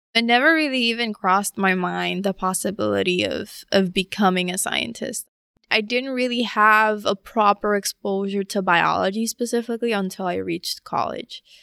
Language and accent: English; Puerto Rico; moved away; also born or lived in Philadelphia, Pennsylvania, United States; when I was three years old, they moved back to Puerto Rico my formation was heavily mm. influenced by, by Puerto Rico